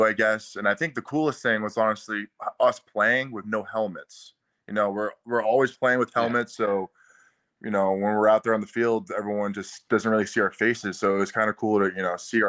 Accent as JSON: {"language": "English", "region": "Massachusetts", "country": "United States", "tie": "born or raised there", "also_born_or_lived": "Baltimore, Maryland", "moved": "as an adult", "said": "I've been up in Massachusetts. I have a house up here, actually, in my hometown."}